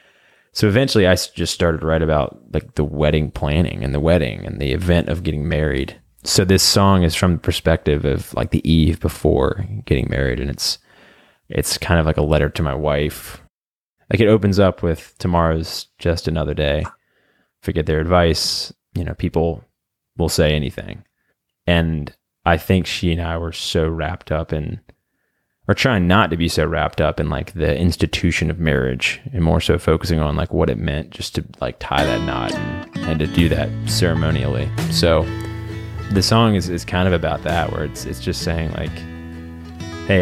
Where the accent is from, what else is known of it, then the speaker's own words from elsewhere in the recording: Virginia Beach, Virginia, United States; also born or lived in North Carolina; I was from Virginia Beach